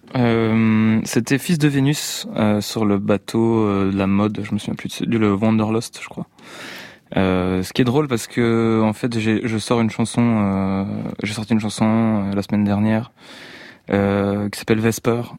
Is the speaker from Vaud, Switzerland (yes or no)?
no; Geneva, Switzerland; Je suis né à Genève, en Suisse.